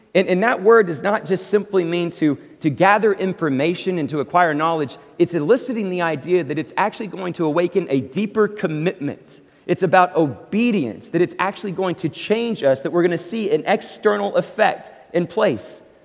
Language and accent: English; Abilene, Texas, United States; also born or lived in Oklahoma / California; now in Dallas-Fort Worth, United States; I grew up in a Presbyterian church in Abilene, Texas